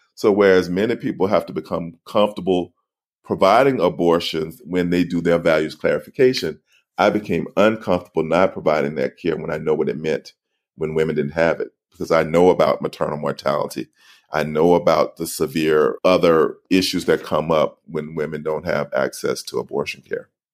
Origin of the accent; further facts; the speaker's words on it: Alabama, United States; I grew up in Alabama